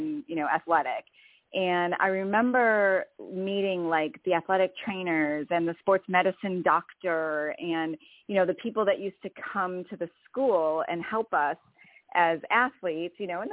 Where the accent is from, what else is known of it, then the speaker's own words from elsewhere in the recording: Wisconsin, United States; moved away as an adult; also born or lived in Indiana; I grew up in Wisconsin, so I was a northerner for a long time